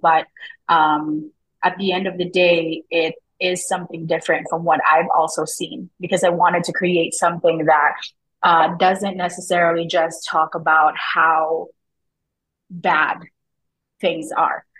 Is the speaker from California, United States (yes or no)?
yes; Glendale, California, United States; moved away as an adult; also born or lived in Tondo, Manila, Philippines; now in Canada; I'm from Glendale, California.